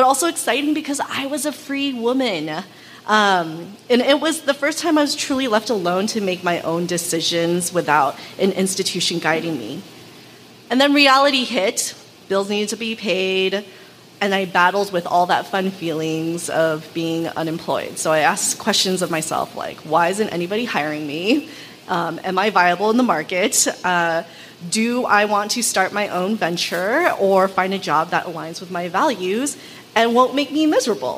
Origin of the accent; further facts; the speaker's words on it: Los Angeles, California, United States; also born or lived in Oakland; I was also born and raised in Los Angeles as an adolescent by immigrant parents